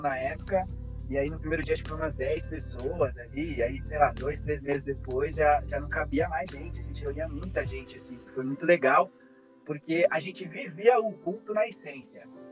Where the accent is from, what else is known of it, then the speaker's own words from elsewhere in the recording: São Paulo, Brazil; moved away as an adult; also born or lived in Argentina / south of Brazil; Eu sou paulistano, nasci e em São Paulo mas eu, eu brinco que eu sou paulista de quebrado, eu sou paulista do centro